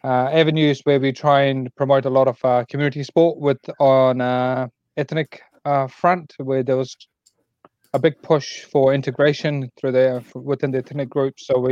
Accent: India; I was born in India

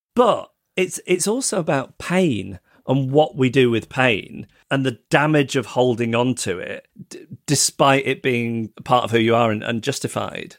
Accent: United Kingdom; as a British person

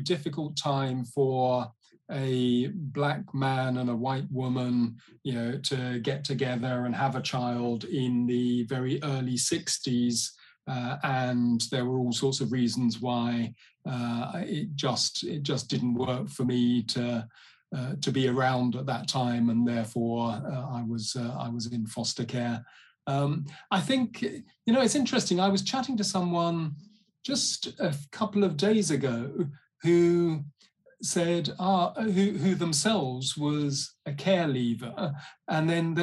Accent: London, United Kingdom; also born or lived in Uganda; I was born in London. My dad was Nigerian. He's passed away now. My mum is English. She's still with us. I grew up partly in West London

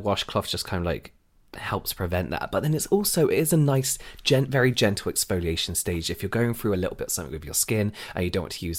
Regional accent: England, United Kingdom; I'm going to call them flannels, sorry, because I'm English and I'm used to calling them flannels.

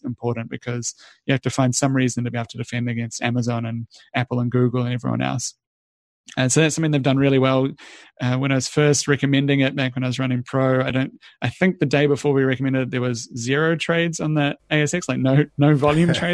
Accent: New Zealand; moved away; I'm a Kiwi originally

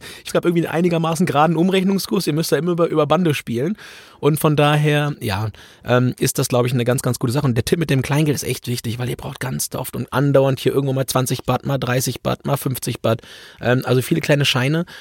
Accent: Germany; ich komme aus Deutschland

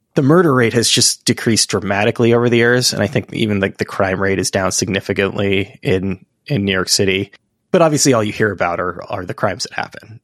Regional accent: Barcelona, Catalonia, Spain; now in United States; I'm from the, the West Coast of Spain, the Mediterranean

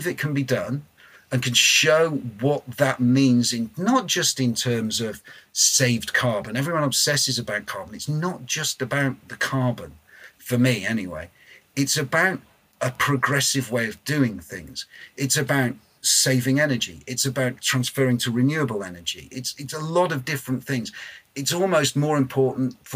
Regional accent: Blackpool, North West England, United Kingdom; I'm from Blackpool. Neither are lovely places to come from. I mean, I love my hometown

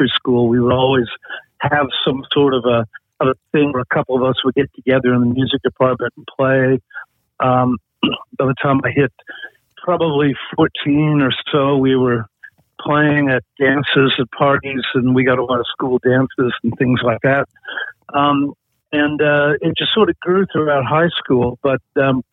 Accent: Portland, Oregon, United States; moved away as an adult; also born or lived in Eugene, Oregon / Coolangatta, Queensland, Australia; now in Australia; I grew up in the Pacific Northwest in the U.S., Portland, Oregon

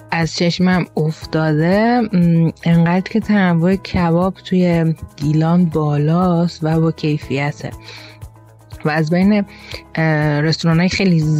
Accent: Tehran, Tehran Province, Iran; now in Rasht, Iran; به عنوان یه تهرانی که چندین ماه اومدم رشت زندگی میکنم

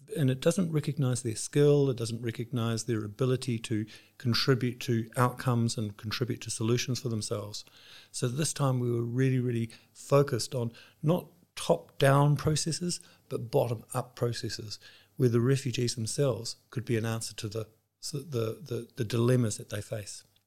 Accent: New Zealand; moved away as an adult; now in Switzerland; My background is that I grew up in New Zealand, but with this job, we have our headquarters based in Switzerland, so I'm now based there

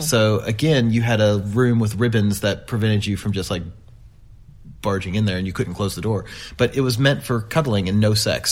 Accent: United States; being very American

